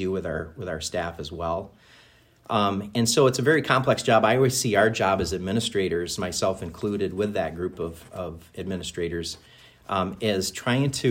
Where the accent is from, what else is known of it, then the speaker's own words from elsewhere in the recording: Minnesota, United States; moved away as an adult; also born or lived in Big Rapids, Michigan / Ludington, Michigan; now in Charlevoix, United States; growing up in Minnesota